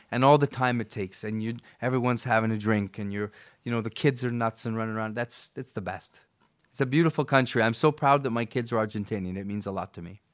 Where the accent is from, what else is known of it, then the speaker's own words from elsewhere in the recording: Vancouver, British Columbia, Canada; also born or lived in Buenos Aires; I never left my hometown. I never left. I live in Vancouver